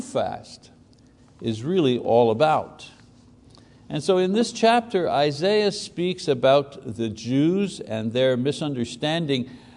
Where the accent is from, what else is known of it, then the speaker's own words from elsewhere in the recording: Quebec, Canada; as a Catholic boy growing up in Catholic Quebec